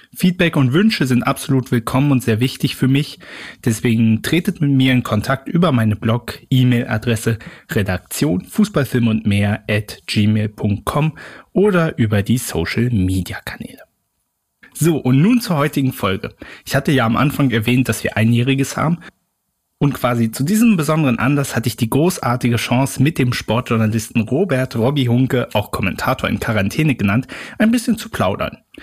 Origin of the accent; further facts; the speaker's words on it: Berlin, Germany; als Berliner, also als gebürtiger Berliner